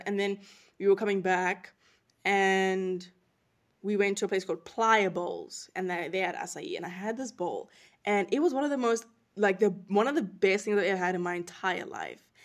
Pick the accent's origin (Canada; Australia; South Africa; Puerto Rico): South Africa; moved away as an adult; also born or lived in North Carolina; now in United States; I'm not from the U S. I'm from South Africa originally. That is my home. That is my country.